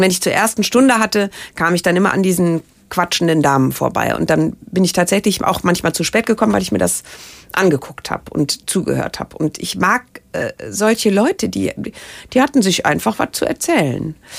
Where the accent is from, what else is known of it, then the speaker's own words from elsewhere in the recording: Rhineland, Germany; vielleicht ist das auch das Rheinländische äh, bei mir